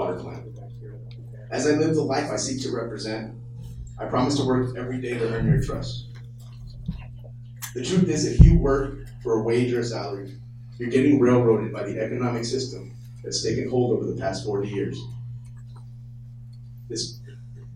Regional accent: Tracy, California, United States; also born or lived in Oakland, California; Born in Oakland, California, I was raised in Tracy by hardworking parents

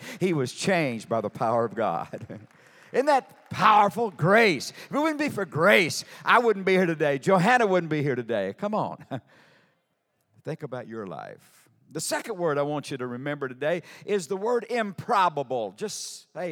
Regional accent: Sour Lake, Texas, United States; I'm from Sour Lake, Texas. A little southeast Texas town

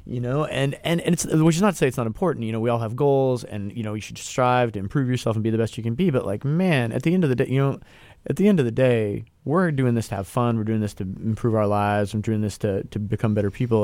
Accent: Pacific Northwest, United States; I'm from the Pacific Northwest

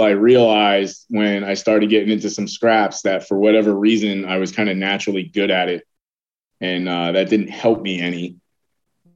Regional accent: Connecticut, United States; now in Virginia, United States; I was born up north. I was born in Connecticut

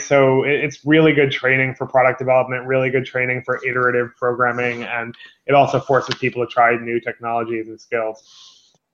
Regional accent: New York, United States; as a New Yorker

